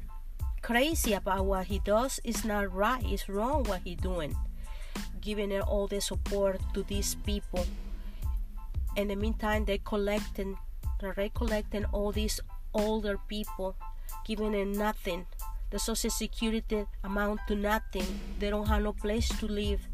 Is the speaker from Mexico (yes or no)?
yes; Mexico; moved away as an adult; also born or lived in Mexico City / New Jersey; now in United States; I came from Mexico, and it wasn't easy because they offered me this job to come to the United States